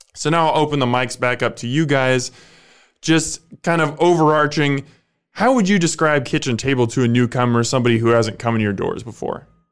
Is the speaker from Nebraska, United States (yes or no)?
yes; Omaha, Nebraska, United States; I'm from Omaha, I love Omaha